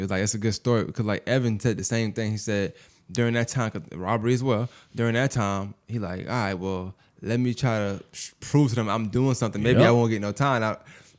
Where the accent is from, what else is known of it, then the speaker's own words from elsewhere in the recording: Glendale, United States; And I'm from Glendale, right?